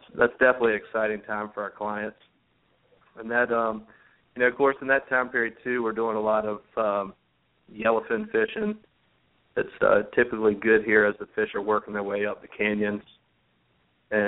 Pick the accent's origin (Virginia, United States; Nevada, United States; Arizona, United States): Virginia, United States; Chesapeake; we grew up in Western Branch in Chesapeake, and we were on the creek there